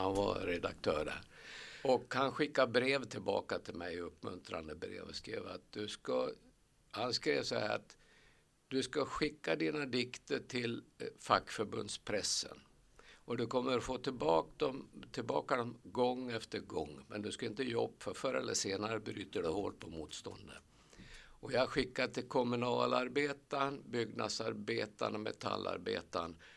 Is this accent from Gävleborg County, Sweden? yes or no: yes; Sandviken, Gävleborg County, Sweden; moved away as an adult; also born or lived in Kilafors, Hälsingland / Åsen / Söderfors; Jag är en arbetargrabb från Sandviken. Eller jag är född egentligen i Hälsingland, i Kilafors i Hälsingland